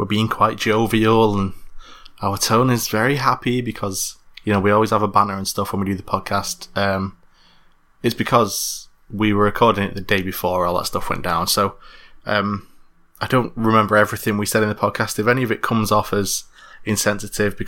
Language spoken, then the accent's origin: English; Manchester, North West England, United Kingdom; I'm from Manchester